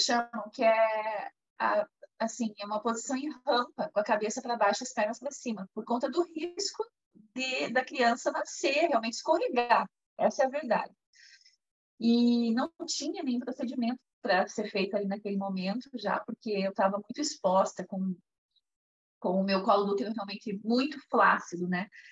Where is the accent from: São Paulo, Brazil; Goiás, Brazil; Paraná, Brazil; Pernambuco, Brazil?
Paraná, Brazil; Curitiba; eu sou curitibana, moro aqui no Brasil